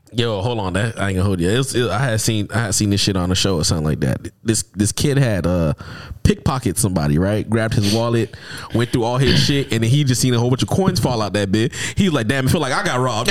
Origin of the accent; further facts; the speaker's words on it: United States; technically, I'm from America